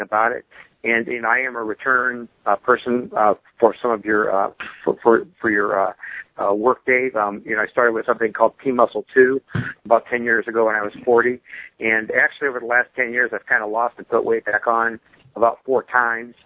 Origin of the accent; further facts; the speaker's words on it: Fort Wayne, Indiana, United States; I'm from Fort Wayne, Indiana.